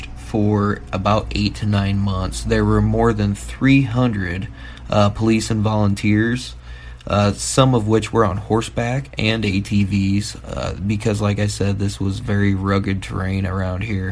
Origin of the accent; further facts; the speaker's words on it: Midwest, United States; I'm from the Midwest